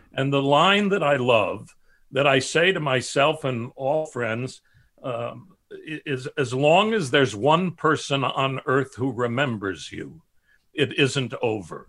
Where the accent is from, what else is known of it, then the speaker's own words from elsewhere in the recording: Chicago, Illinois, United States; my family, south side of Chicago